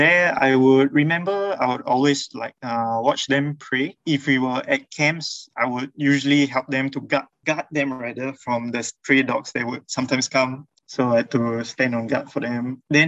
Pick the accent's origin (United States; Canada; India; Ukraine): India; I'm an Indian Muslim convert, currently 28.